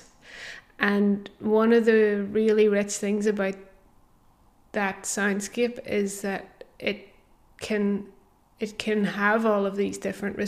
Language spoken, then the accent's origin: English; Belfast, Northern Ireland, United Kingdom; I grew up in Belfast